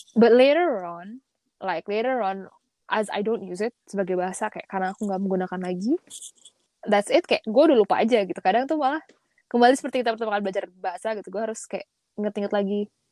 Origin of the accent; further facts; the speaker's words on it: Indonesia; kita orang Indonesia yang pernah keluar